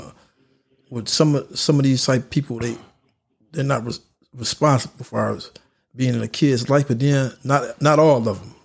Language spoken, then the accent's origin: English; North Chicago, Illinois, United States; also born or lived in Houston; born and raised in North Chicago. Been here pretty much all my life except when I went to school.